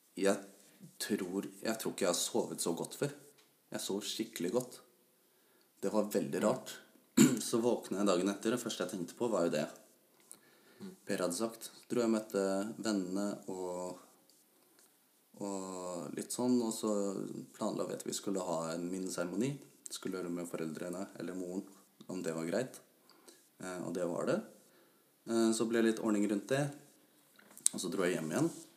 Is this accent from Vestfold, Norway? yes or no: no; Ås, Akershus, Norway; Jeg kommer fra Ås og jobber som bilmekaniker